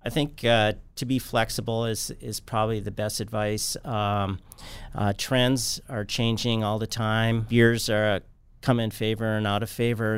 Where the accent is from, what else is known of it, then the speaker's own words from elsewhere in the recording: Bismarck, North Dakota, United States; moved away as an adult; I grew up here in Bismarck